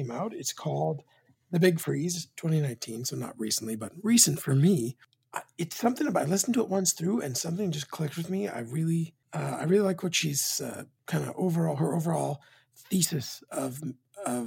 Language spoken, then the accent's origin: English; Canadian West Coast, Canada; as a Canadian that's a West Coaster